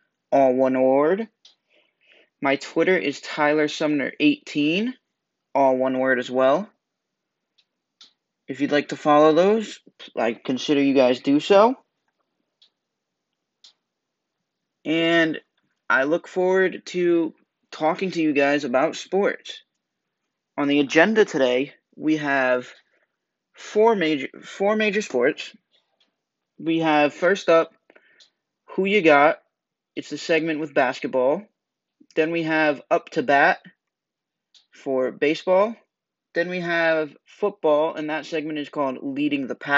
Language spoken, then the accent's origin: English; Warren, Rhode Island, United States; I am from Warren, Rhode Island. I am a senior in high school.